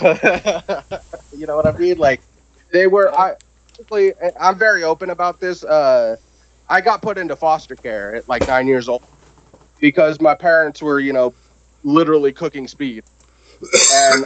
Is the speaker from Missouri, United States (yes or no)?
no; Southern Oregon, United States; moved away; also born or lived in Los Angeles, California; I was from Oregon originally, and Southern Oregon